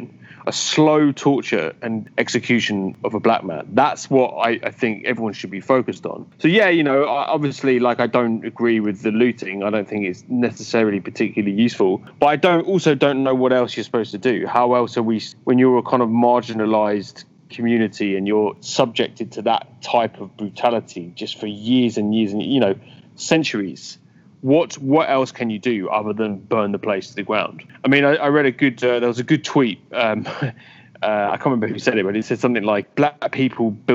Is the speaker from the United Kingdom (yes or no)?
yes; United Kingdom; as a Brit